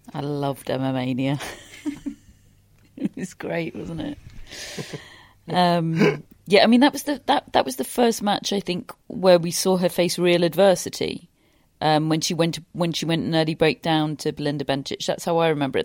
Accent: United Kingdom; British sports fans

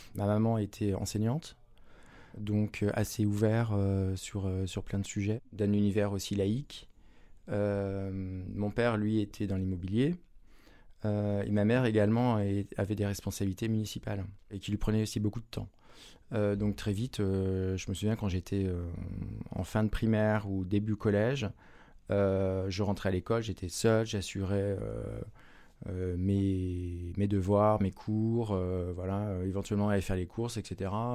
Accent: Saint-Jean-de-Monts, Pays de la Loire, France; je suis originaire de Vendée, d'une commune qui s'appelle Saint-Jean-de-Mont

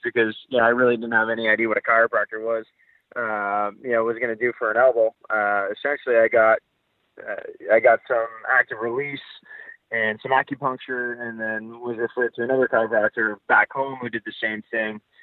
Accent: Ottawa, Ontario, Canada; moved away as an adult; also born or lived in Ithaca; I grew up in in Ottawa

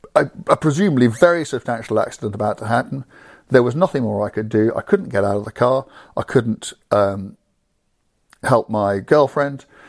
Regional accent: England, United Kingdom; I'm an Englishman driving a car in Belgium

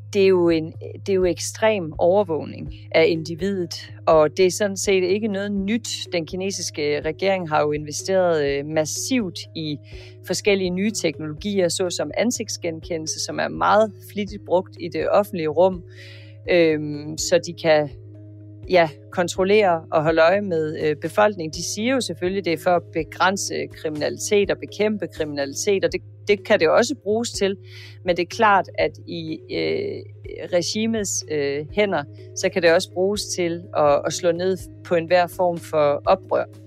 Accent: Denmark; som dansker

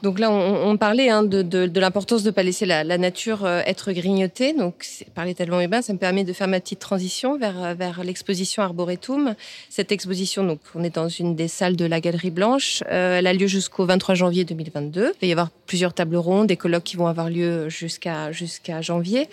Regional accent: Bayonne, Nouvelle-Aquitaine, France; Je suis originaire de Bayonne, sur la côte basque

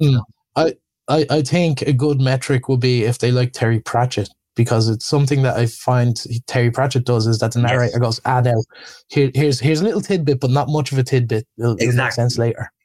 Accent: Ireland

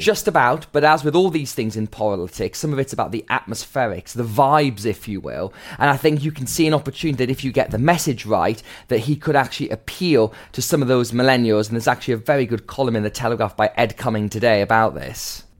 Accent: Gateshead, North East England, United Kingdom; growing up in Gateshead, a town that f, often had fallen into the Left Behind category.

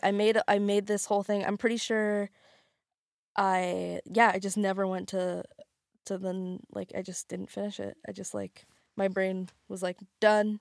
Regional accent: Alberta, Canada; moved away as an adult; now in Lower Mainland, Canada; I'm from Alberta, and I moved here, uh, like, just after high school to go to do fashion design.

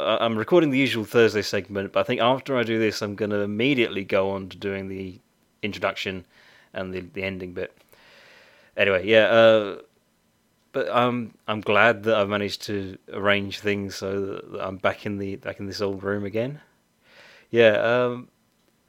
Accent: United Kingdom; I'm very British

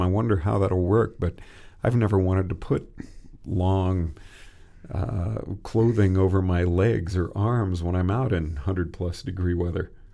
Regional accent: Texas, United States; moved away; also born or lived in Oregon / Colorado; I grew up in Texas

